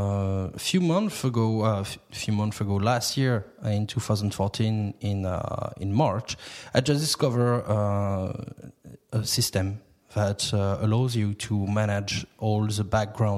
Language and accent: English; France; English is a second language; moved away as an adult; now in Cork, Ireland; I'm coming from France, and back in France